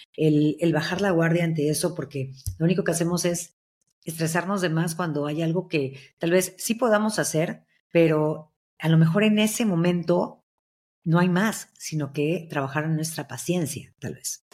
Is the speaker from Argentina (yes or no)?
no; Veracruz, Mexico; yo soy de Veracruz